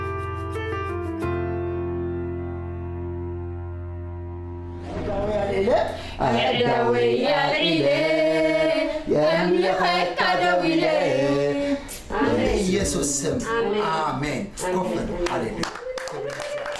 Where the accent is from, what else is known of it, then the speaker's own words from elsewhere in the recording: Eritrea; moved away; also born or lived in Ethiopia; I born in the country called Ethiopia, but I am Eritrean.